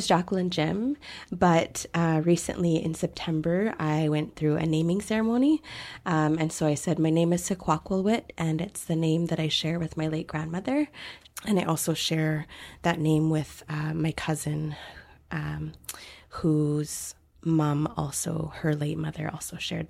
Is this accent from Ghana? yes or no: no; WSÁNEĆ, British Columbia, Canada; I am from Husanich, and I teach at Tlewelnok Tribal School. I'm a Sinchathan immersion teacher. Our language is called Sinchathan. So first and foremost, I'm a Sinchathan language learner.